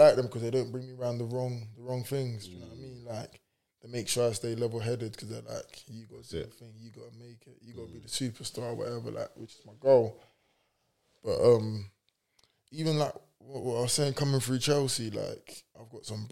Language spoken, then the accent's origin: English; Cameroon; we're both from Cameroon